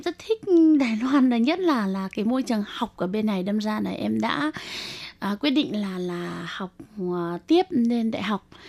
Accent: Vietnam; moved away as an adult; now in Taiwan

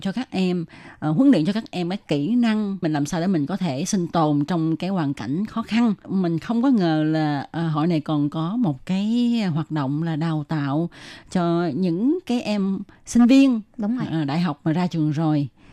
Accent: Vietnam; người Việt mình

